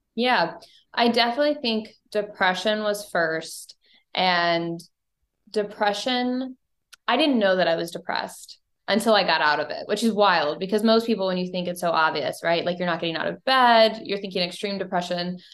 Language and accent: English; Bowling Green, Missouri, United States; moved away as an adult; also born or lived in Saint Louis, Missouri; I grew up in Bowling Green, Missouri. It's a small town about an hour and a half north of Saint Louis